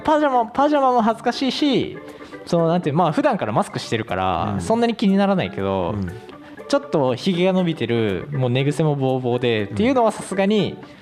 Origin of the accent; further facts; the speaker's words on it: Ehime, Japan; 同じ愛媛出身なんですよ